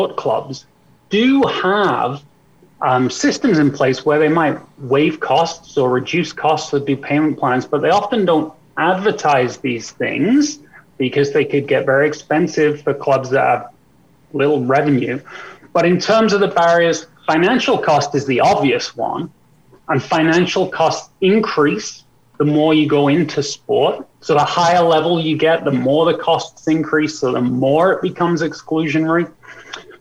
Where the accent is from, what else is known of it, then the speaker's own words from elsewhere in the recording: Wales, United Kingdom; now in Canada; I grew up in Wales